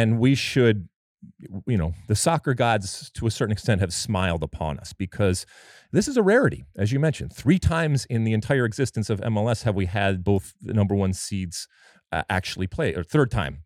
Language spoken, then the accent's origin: English; United States; I'm an American